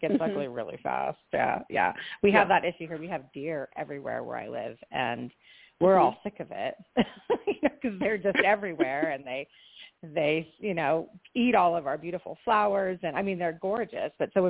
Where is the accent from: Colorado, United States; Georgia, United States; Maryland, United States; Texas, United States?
Colorado, United States; moved away; also born or lived in Florida; I moved here from Florida, so I grew up in snow, so I'm fine. You know, I actually grew up in Colorado